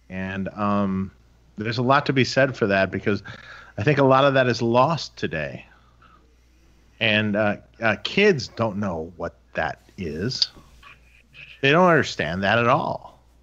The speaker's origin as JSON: {"language": "English", "town": "Detroit", "region": "Michigan", "country": "United States", "moved": "yes", "said": "I'm from Detroit originally, right?"}